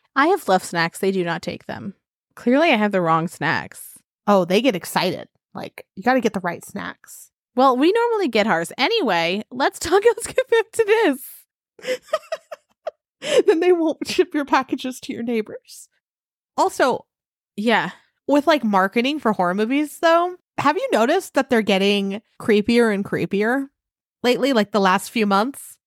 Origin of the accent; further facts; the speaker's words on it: Maryland, United States; I'm from Maryland